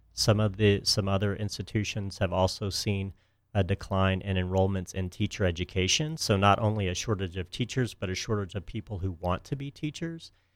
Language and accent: English; Houston, Texas, United States; moved away as an adult; also born or lived in Miami, Florida; I grew up in Texas near uh, Houston